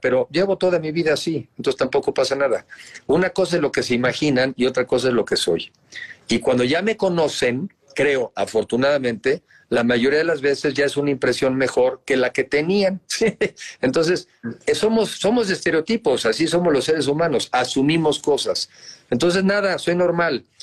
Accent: Mexico; also born or lived in United States; soy ciudadano, soy mexicano arriba de 18 años

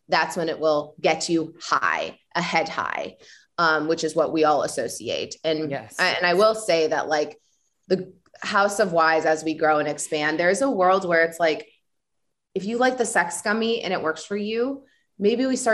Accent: Illinois, United States; moved away; I'm Illinois

